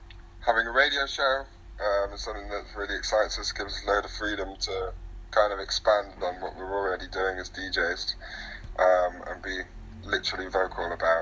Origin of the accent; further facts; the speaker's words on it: Derby, East Midlands, United Kingdom; moved away as an adult; now in London, United Kingdom; I was growing up in Derby, so I moved to London away from all